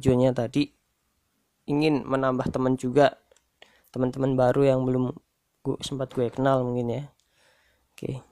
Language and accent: Indonesian; Pekalongan, Central Java, Indonesia; Asal gue dari Pekalongan. Gue lahir di tahun 96 1996